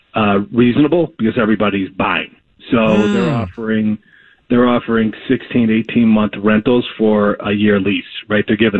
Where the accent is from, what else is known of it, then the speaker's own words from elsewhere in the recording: New York, United States; born there; I was born in New York, and I grew up